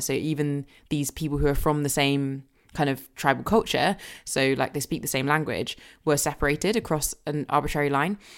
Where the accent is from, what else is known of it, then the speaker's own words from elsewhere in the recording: Surrey, South East England, United Kingdom; also born or lived in Jamaica; growing up in Surrey where I grew up